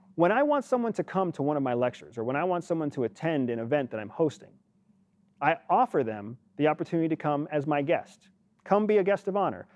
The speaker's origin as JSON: {"language": "English", "country": "United States", "said": "as an American"}